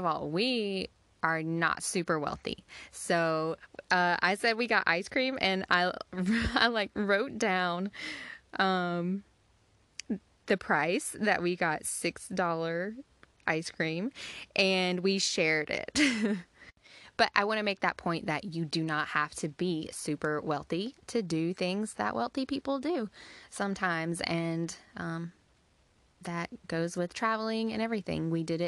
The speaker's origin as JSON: {"language": "English", "region": "Georgia", "country": "United States", "said": "So we are from Georgia."}